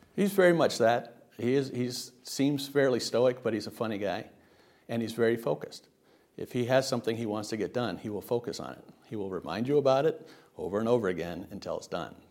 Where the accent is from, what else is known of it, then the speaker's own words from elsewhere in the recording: Riverside, California, United States; moved away; also born or lived in Savannah / Washington, D.C.; Riverside, California. It's, uh, the Inland Empire. It's where the smog settles from L A. Uh, but I grew up there